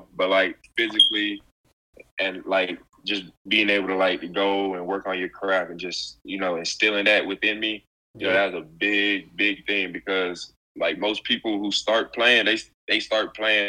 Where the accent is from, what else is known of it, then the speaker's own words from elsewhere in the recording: Memphis, Tennessee, United States; I mean, like, I'm from Memphis, you know? He plays in that city. He lives in that city.